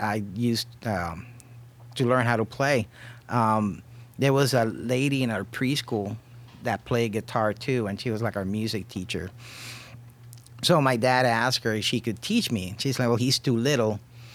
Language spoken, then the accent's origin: English; Puerto Rico; also born or lived in Los Angeles; now in Cleveland, United States; I was born and raised in Puerto Rico